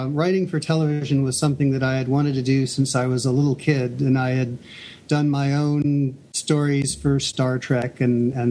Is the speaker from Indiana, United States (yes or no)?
yes; Indianapolis, Indiana, United States; moved away as an adult; also born or lived in Nashville, Tennessee; I'm from Indianapolis originally, and at the time I was going to school in Nashville, Tennessee.